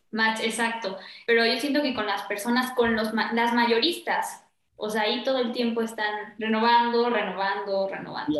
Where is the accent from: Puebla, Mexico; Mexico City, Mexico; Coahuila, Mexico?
Puebla, Mexico; de donde soy yo, o sea, de Puebla, porque somos poblanos